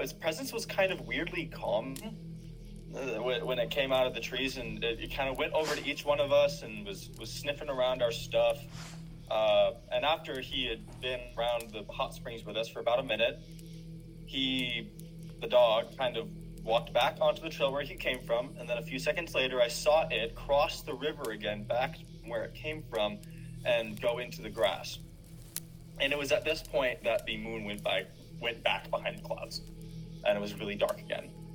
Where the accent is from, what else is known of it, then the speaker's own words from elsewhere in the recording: Northern California, United States; I'm from Northern California